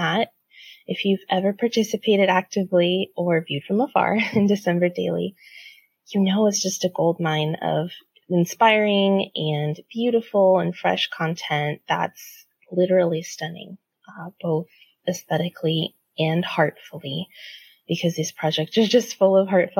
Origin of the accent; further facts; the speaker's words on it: San Diego, California, United States; moved away as an adult; now in Seattle, United States; I'm from San Diego, but moved to Seattle for work 8 years ago